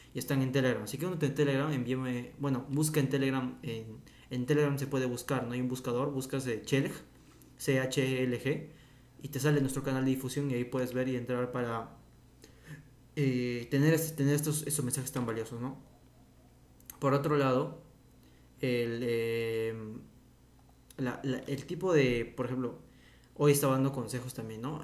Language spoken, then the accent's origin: Spanish; Peru; mi país de origen que es Perú